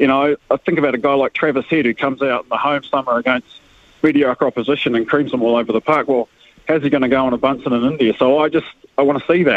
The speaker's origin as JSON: {"language": "English", "region": "Wellington", "country": "New Zealand", "tie": "born or raised there", "said": "growing up in Wellington"}